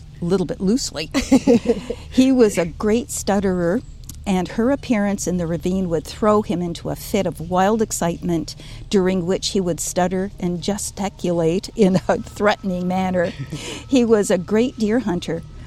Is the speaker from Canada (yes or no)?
yes; Norfolk County, Ontario, Canada; I grew up on Troyer Road. And Troyer was Doc Troyer, who was the first medical practitioner here in Norfolk County